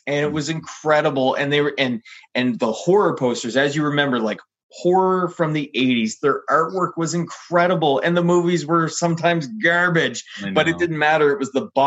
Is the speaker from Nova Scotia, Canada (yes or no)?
yes; Halifax, Nova Scotia, Canada; also born or lived in Lower Sackville; growing up in Lower Sackville until I moved to Halifax when I was five